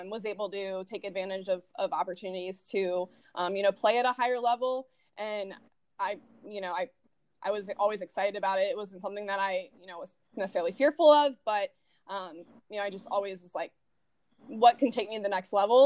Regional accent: Berlin, Maryland, United States; I'm from Berlin, Maryland, small town. Grew up with a brother.

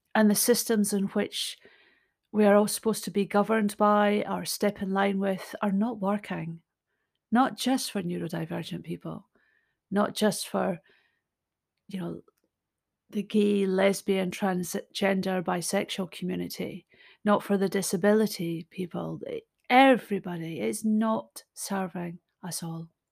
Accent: Scotland, United Kingdom; I'm Scottish. I'm a storyteller

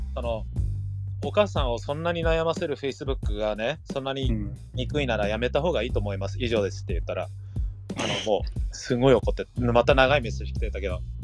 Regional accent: United States; now in Japan; 僕そういえばアメリカ人でしたっつって笑ってた

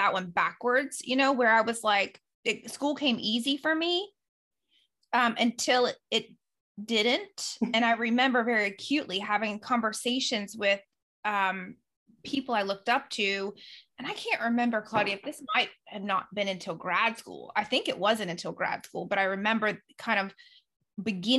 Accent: the South, United States; I grew up in the South and we were churchgoers like to the nth degree.

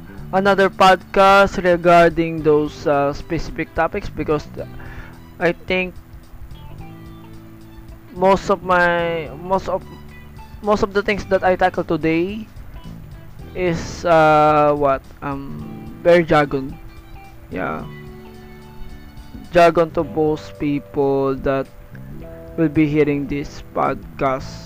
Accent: Philippines; first language Tagalog; English is a second language; my home country in here in the Philippines

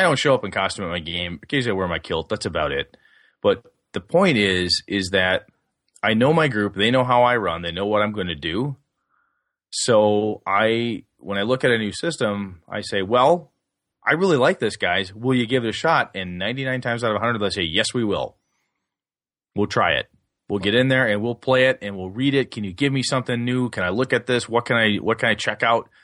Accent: D.C. Everest area, Wisconsin, United States; Evercon is that little, uh, game convention up in my hometown for the D C Everest Game Club

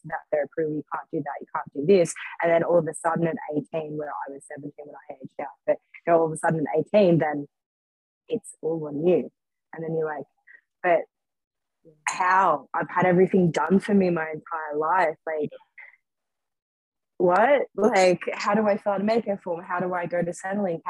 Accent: hometown about 2 hours out of Sydney, New South Wales, Australia; Back in my hometown, like, it was kind of capital if like 2 hours out of Sydney, so quite busy

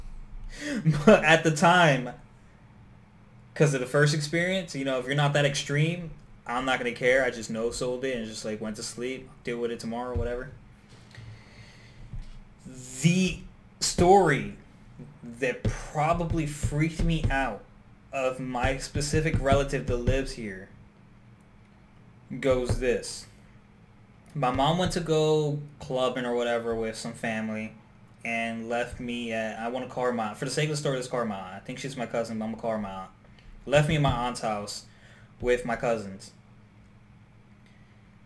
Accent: Newark, New Jersey, United States; I grew up in Newark, New Jersey

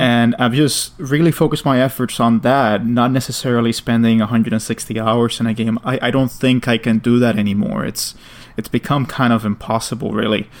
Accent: New York City, New York, United States; as a New Yorker

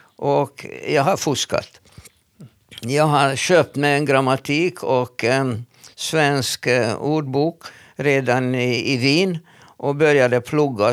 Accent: Hungary; first language Hungarian; Swedish is a second language; moved away as an adult; now in Sweden; Jag är född i Ungern och äh, har uppvuxit där eh, och lyckades komma till Sverige när jag var nästan 30 år gammal

